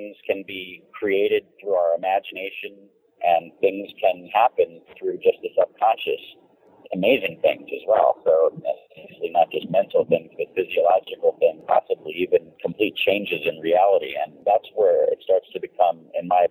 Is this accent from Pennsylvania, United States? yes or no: no; San Francisco, California, United States; I was born in 65 in San Francisco and basically lived in a very strange place in a very strange time